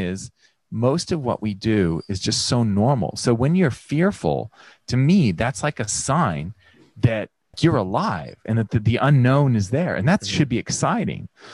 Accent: California, United States; moved away as an adult; now in Australia; growing up in the United States, in particular in California

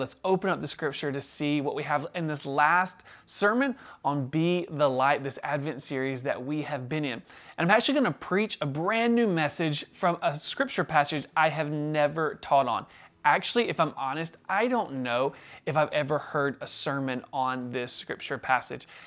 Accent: the South, United States; we were raised in the South

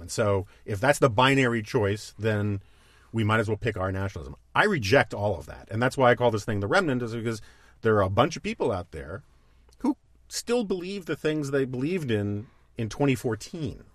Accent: New York City, New York, United States; I grew up on the Upper West Side of Manhattan

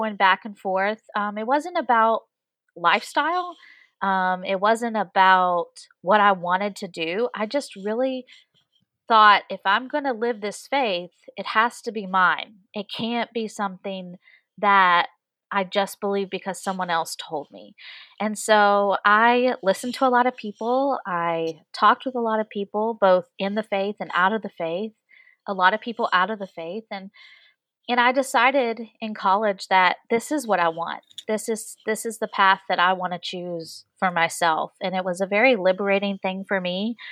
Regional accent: West Virginia, United States; moved away as an adult; I am originally from West Virginia, which is a completely different state than Virginia

